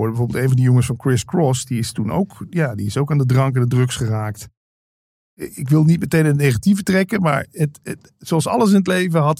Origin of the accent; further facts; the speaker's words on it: Limburg, Netherlands; moved away; Je hoorde het aan mij eigenlijk niet dat ik uit Limburg kwam.